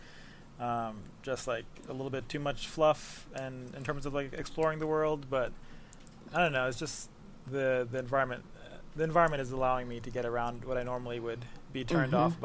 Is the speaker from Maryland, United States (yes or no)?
no; New York City, New York, United States; From the Bronx.